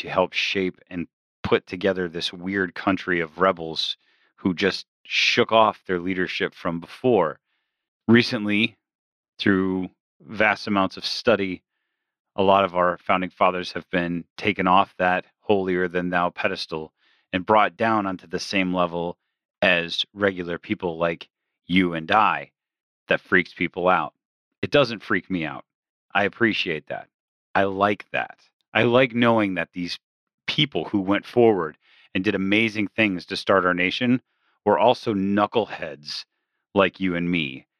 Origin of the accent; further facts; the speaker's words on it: Michigan, United States; now in Massachusetts, United States; I'm from Michigan, and I currently live in Massachusetts.